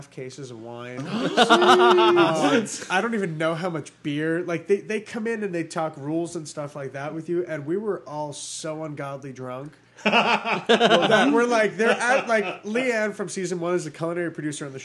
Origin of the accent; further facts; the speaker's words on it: Long Island, New York, United States; I grew up on Long Island.